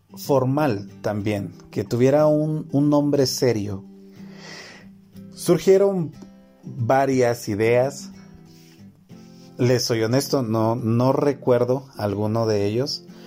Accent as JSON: {"language": "Spanish", "country": "Guatemala"}